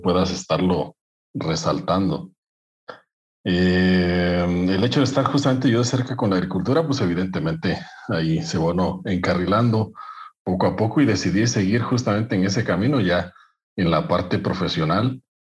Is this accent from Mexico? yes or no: yes; Veracruz, Mexico; moved away as an adult; also born or lived in Orizaba / Brazil; Yo soy de Veracruz, nací en Orizaba, y por ahí crecí en un pueblo pequeño